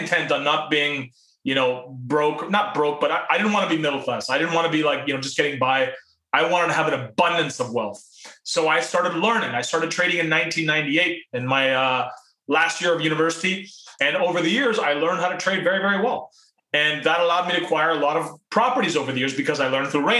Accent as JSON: {"language": "English", "country": "Canada", "tie": "born or raised there", "also_born_or_lived": "Pakistan / Toronto, Canada", "said": "I was born in Pakistan. My parents came to Canada when I was 4 years old"}